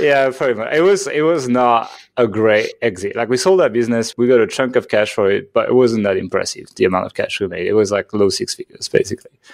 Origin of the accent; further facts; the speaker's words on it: France; accent: French; English is a second language; moved away as an adult; I'm from France, actually. So if you're like, what the hell is that accent? That is a French accent